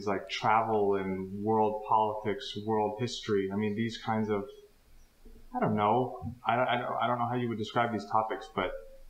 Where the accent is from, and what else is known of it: United States